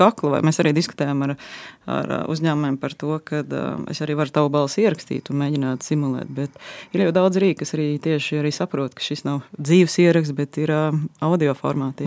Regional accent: Latvia; mēs esam latvieši tādi mierīgāki, klusāki

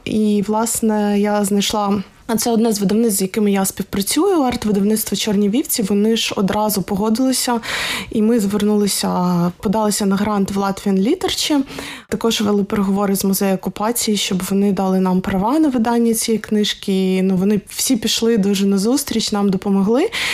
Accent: Odesa, Odesa Oblast, Ukraine; я з Одеси

